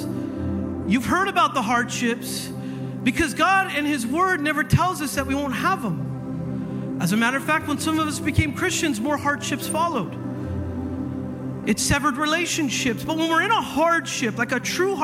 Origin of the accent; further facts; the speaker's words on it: Northern California, United States; moved away; I grew up in California. I'm used to this. Okay. I've gone through some heavy earthquakes in my life. All right, I'm from up north.